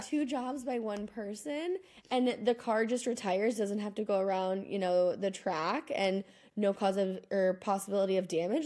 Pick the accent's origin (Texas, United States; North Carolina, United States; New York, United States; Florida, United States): Texas, United States; just outside of Austin; now in Argentina; where I grew up in Texas, just outside of Austin.